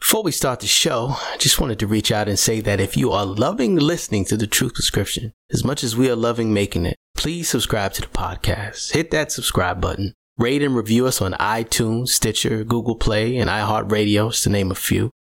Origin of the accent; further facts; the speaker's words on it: Brooklyn, New York, United States; I grew up in Brownsville